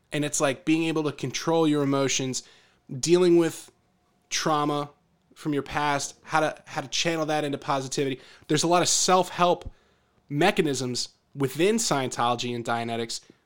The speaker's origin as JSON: {"language": "English", "town": "Philadelphia", "region": "Pennsylvania", "country": "United States", "tie": "born or raised there", "said": "growing up in the Philadelphia area"}